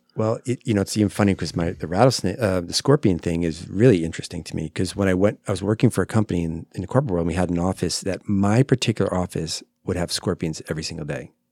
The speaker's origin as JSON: {"language": "English", "region": "New Jersey", "country": "United States", "moved": "yes", "lives_now": "Phoenix, United States", "said": "New Jersey, that's where I'm"}